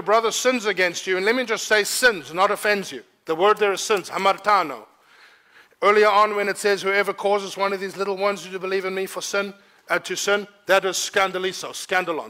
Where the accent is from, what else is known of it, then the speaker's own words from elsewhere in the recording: South Africa; I don't say must as a South African